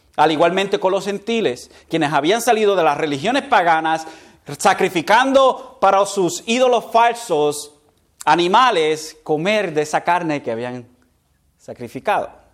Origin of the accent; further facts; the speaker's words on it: Puerto Rico; nosotros como puertorriqueños